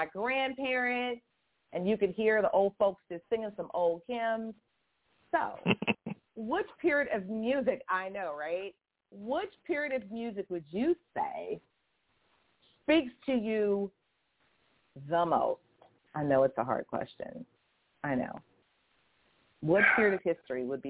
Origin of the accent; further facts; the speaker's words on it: Boston, Massachusetts, United States; I'm from Boston